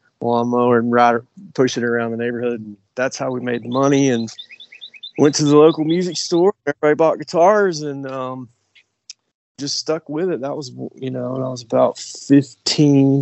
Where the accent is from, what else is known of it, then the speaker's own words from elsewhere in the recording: Kingsport, Tennessee, United States; accent: Appalachian; also born or lived in Chattanooga, Tennessee; I was born in Chattanooga, Tennessee, and then, I grew up in the far eastern part of Tennessee in a place called Kingsport, Tennessee, in the Tri-Cities